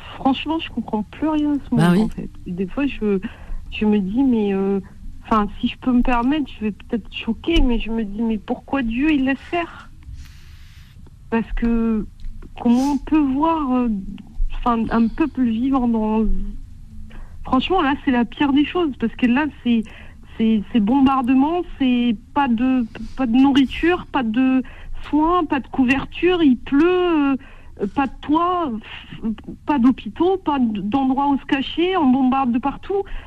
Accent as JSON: {"language": "French", "country": "Morocco", "said": "je suis marocaine, j'ai 38 ans"}